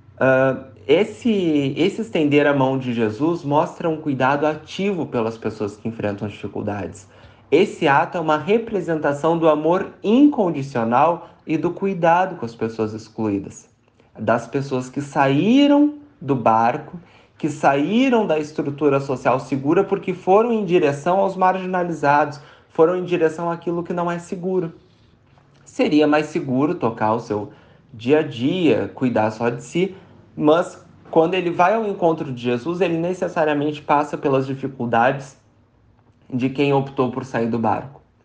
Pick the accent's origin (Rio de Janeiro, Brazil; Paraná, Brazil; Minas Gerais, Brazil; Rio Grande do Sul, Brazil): Rio Grande do Sul, Brazil; now in São Paulo, Brazil; sou do Rio Grande do Sul, atualmente morando em São Paulo